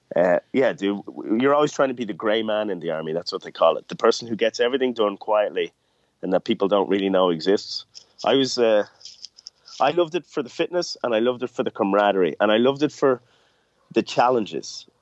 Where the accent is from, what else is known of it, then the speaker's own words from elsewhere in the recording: Ireland; growing up in Ireland